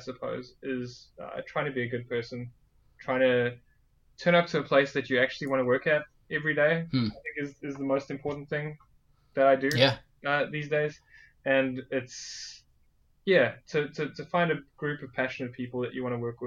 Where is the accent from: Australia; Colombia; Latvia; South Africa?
South Africa; accent: South African; now in New Zealand; I'm actually originally from South Africa myself